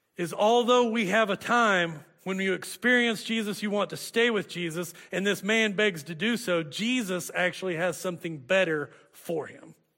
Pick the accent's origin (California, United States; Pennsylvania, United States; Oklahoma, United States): Oklahoma, United States; Hooker; moved away; I'd come back to Hooker, my hometown